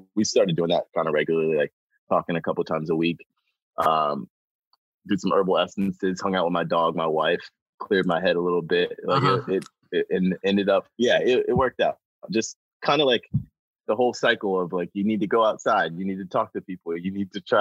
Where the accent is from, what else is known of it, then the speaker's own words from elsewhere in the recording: Chapel Hill, North Carolina, United States; I was born, raised in North Carolina. I'm from Chapel Hill.